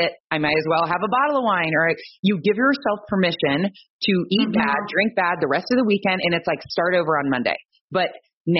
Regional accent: Ohio, United States; I'm from Ohio

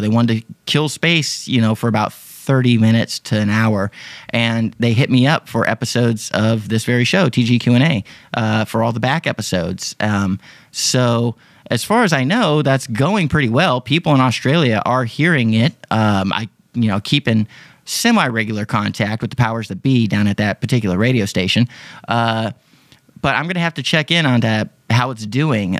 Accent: Texas, United States; I'm from Texas

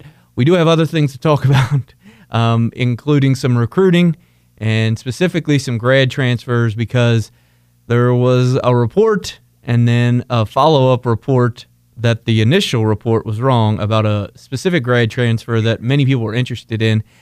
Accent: Northern Kentucky, United States; Since I'm the expert from Northern Kentucky

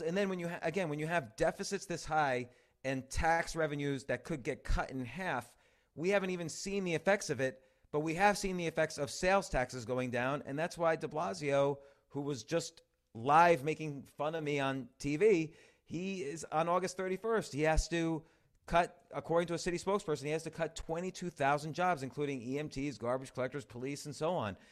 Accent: New York, United States; I'm a New Yorker, I'm still a New Yorker, my kids go to school in New York, I own a comedy club in New York

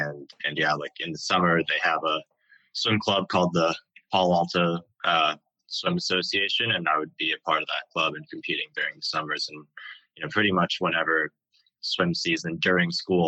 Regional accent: Beijing, China; also born or lived in California / Hong Kong; now in United States; I was born here in California, but spent most of my childhood in Beijing and Hong Kong.

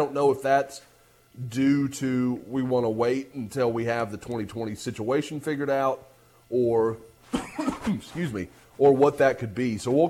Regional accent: Bethany, Oklahoma, United States; now in Houston, United States; I'm like, "I'm from Oklahoma City." But if I'm talking to like you all, I can say Bethany

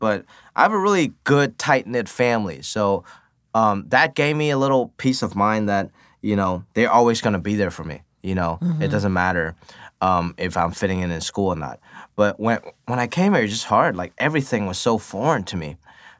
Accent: United States; But for me, growing up in America, I chose to pursue my dreams a little more.

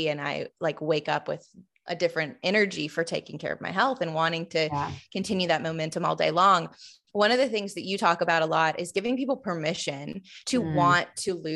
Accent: the South, United States; I grew up in the South

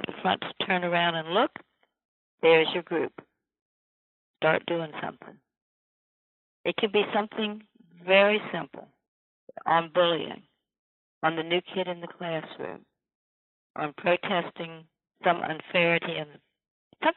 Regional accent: Virginia, United States; my own Virginia

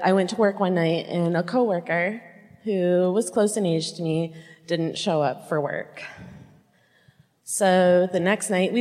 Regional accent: Muskegon, Michigan, United States; I'm from the West Side in Muskegon

